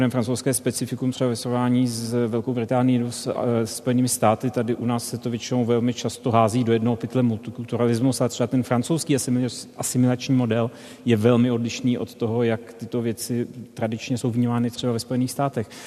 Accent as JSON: {"language": "Czech", "country": "Czechia", "said": "pro mě ne, protože jsem byl Čech v roce 92, který viděl poprvé Černocha profesora matematiky"}